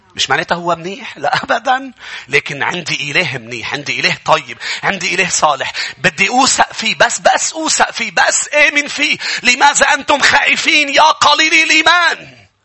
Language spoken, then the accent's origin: Arabic; Lebanon; نحن كشعب بالشرق كلبنانيين